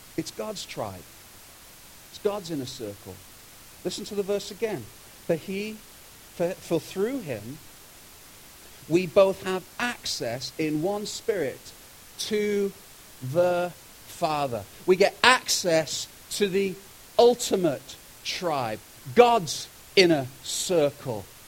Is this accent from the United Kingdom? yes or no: yes; United Kingdom; moved away as an adult; now in Kelowna, Canada; I'm from Britain